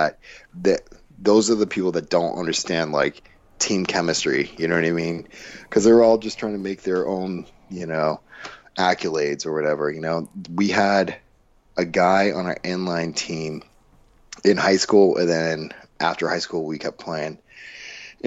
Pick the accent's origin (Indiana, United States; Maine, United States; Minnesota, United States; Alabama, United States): Maine, United States; moved away; I grew up in Maine